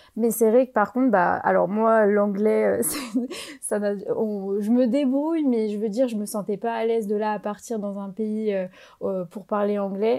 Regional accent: France; moved away as an adult; now in Spain; Dans mon université, en fait, on est majoritairement des Français

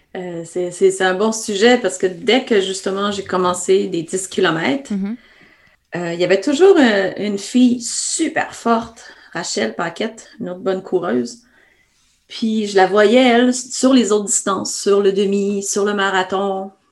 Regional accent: Quebec, Canada; accent: Québécois; mon accent québécois me, précède, donc euh, je ne peux me cacher derrière. Donc, je suis bien canadienne-française.

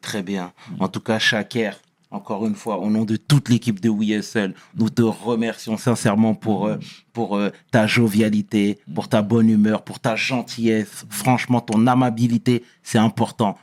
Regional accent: Senegal; je suis sénégalais

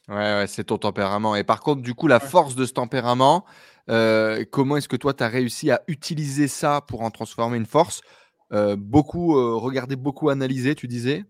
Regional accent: Douchy-les-Mines, Hauts-de-France, France; moi, je viens de Douchy-les-Mines, dans le nord euh, de la France

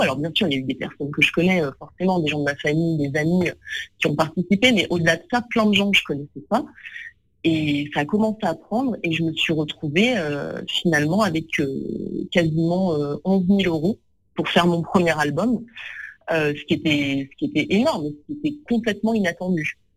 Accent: near Lyon, Auvergne-Rhône-Alpes, France; also born or lived in Vénissieux; now in Paris, France; j'ai grandi près de Lyon, euh, dans un petit village en réalité

